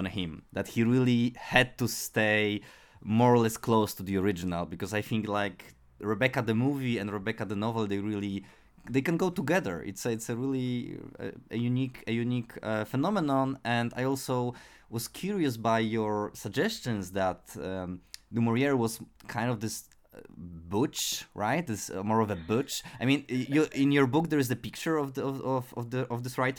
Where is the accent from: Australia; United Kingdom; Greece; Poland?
Poland; English is a second language; for me as a Polish listener